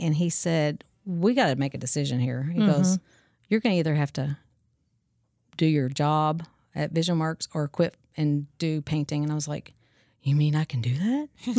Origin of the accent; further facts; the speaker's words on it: Owensboro, Kentucky, United States; also born or lived in California; Okay. Well, I was born in Owensboro, and I have three kids.